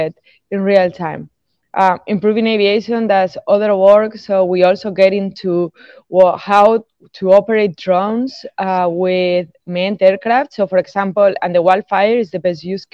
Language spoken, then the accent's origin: English; Spain; now in Tampa, United States; I'm originally from Spain